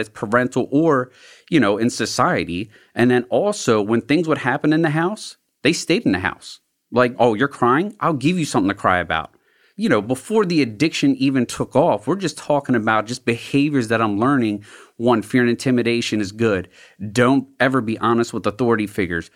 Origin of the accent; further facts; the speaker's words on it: Glen Burnie, Maryland, United States; also born or lived in South Baltimore; I grew up in Glen Burnie in the county